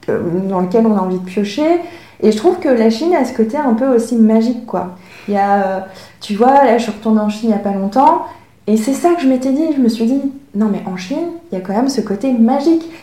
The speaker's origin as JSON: {"language": "French", "country": "Hong Kong", "tie": "born there", "said": "en plus, moi, je suis née à Hong Kong, alors ça crée aussi une ambiguïté parce que euh, les Hongkongais sont très fiers de dire qu'ils sont Hongkongais"}